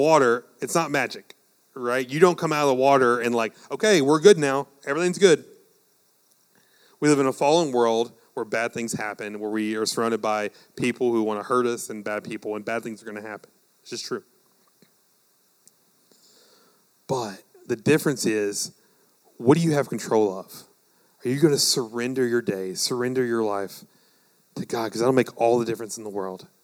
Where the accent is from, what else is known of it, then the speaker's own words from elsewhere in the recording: United States; as like American Christians